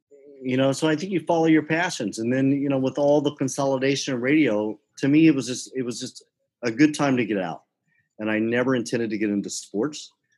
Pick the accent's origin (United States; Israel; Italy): United States; Southern United States; I said, I'm from the South. I can get past that.